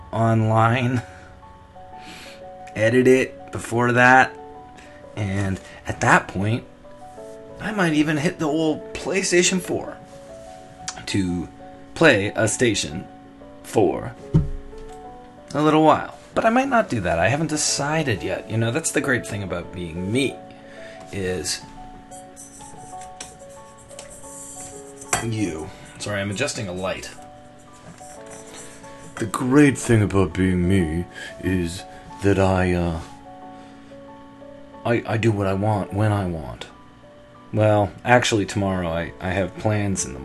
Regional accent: Toronto, Ontario, Canada; moved away as an adult; also born or lived in Los Angeles; So I'm almost at the 1 year mark of living here back in Toronto, my hometown.

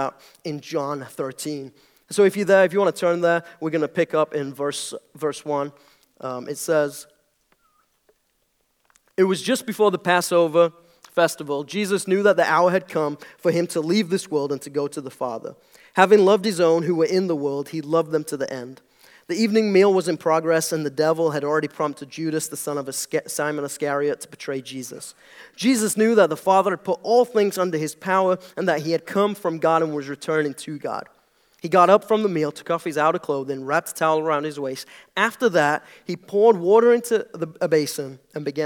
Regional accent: United Kingdom; moved away as an adult; now in United States; I'm British. That's the weird accent

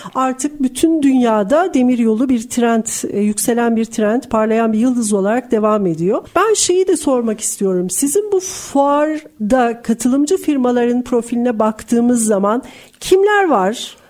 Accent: Istanbul, Turkey; ben de bir İstanbullu olarak

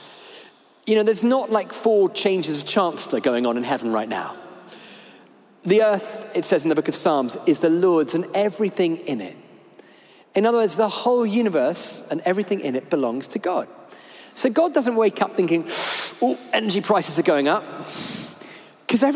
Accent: United Kingdom; we're British

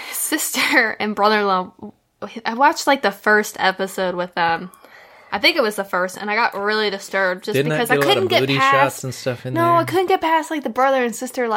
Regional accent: Kentucky, United States; I'm from Kentucky

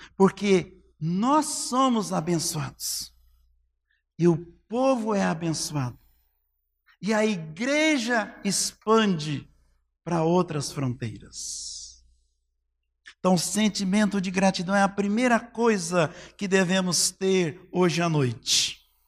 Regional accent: Cristianópolis, Goiás, Brazil; Era Gameleira, depois Cristianópolis, né? Quero te falar mal, não, mas É a melhor cidade do país, tá? É a minha terra natal.

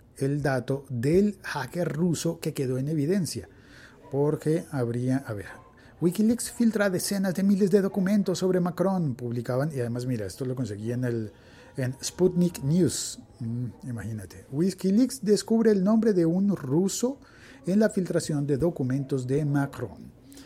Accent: Colombia; mi país

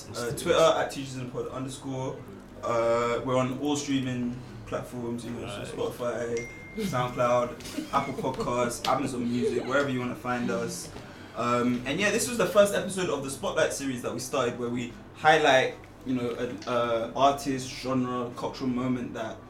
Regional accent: Ghana; I'm more Ghanaian than you, bro.

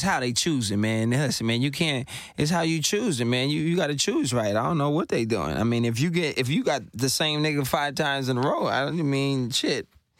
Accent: Brooklyn, New York, United States; I'm from Brooklyn, son.

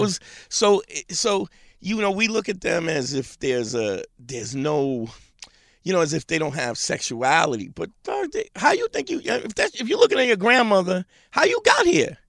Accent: New York City, New York, United States; I'm a Brooklyn cat. Grew up in Crown Heights

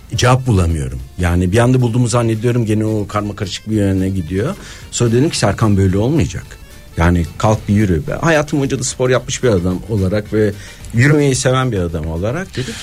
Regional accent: Istanbul, Turkey; moved away as an adult; also born or lived in Bodrum; doğup büyüdüğüm yer Moda'ya dönmüştüm

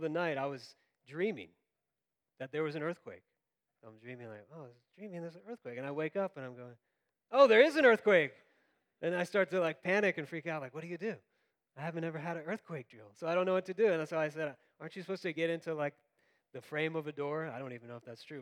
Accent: Florida, United States; now in California, United States; I grew up in Florida

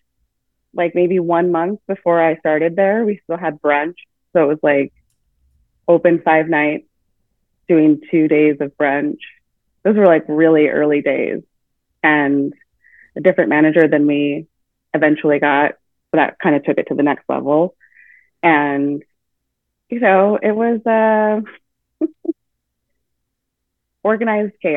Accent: Vancouver, Washington, United States; I grew up in Vancouver, where I went to school

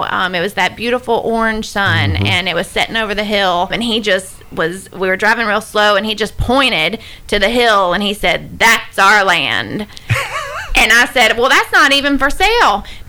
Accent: Hendersonville, Tennessee, United States; I was born in Hendersonville and grew up in Sumner County

